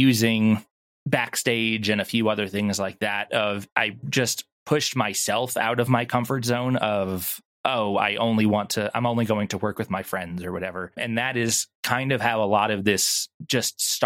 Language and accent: English; Long Island, New York, United States; also born or lived in Florida; now in Texas, United States; I'm originally from New York on Long Island